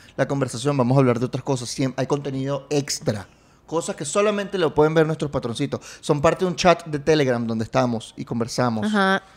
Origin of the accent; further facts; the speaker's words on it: Venezuela; vengo de un país con una historia